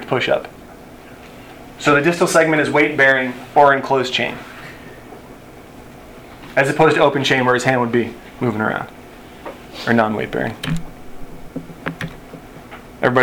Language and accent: English; Buffalo, New York, United States; I grew up in Buffalo, New York